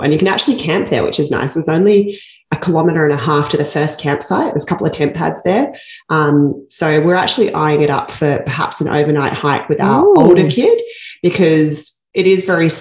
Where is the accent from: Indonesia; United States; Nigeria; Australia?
Australia; moved away as an adult; now in Canada; I come from Australia